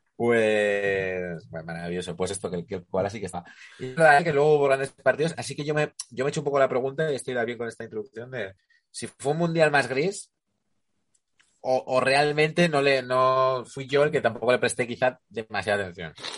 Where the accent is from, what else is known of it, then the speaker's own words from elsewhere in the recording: Ribera del Duero, Castile and León, Spain; Yo, soy de Ribera del Duero